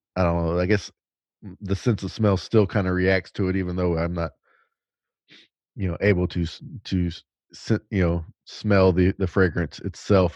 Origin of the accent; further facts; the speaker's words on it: the South, United States; I'm basically from the South